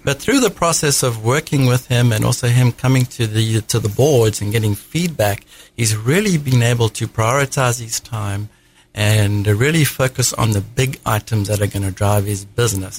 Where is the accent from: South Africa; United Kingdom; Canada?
South Africa; accent: South African; moved away as an adult; now in United States; I hail from South Africa. That's the accent. Uh, I came over when I was 27 in the United States.